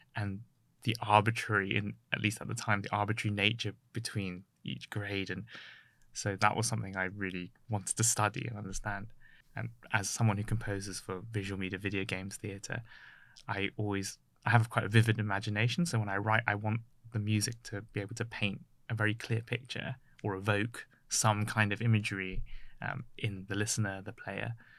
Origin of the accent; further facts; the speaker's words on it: Ealing, London, United Kingdom; I grew up in Ealing